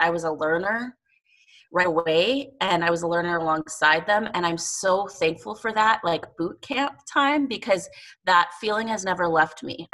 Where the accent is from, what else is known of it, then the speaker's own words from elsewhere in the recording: El Paso, Texas, United States; also born or lived in Las Cruces, New Mexico; now in Montana, United States; I grew up in El Paso, Texas. I was born in Las Cruces, New Mexico